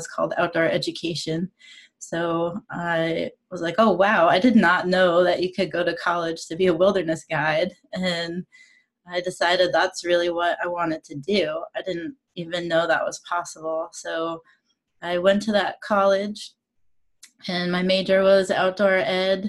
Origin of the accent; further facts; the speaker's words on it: Maine, United States; I grew up in Maine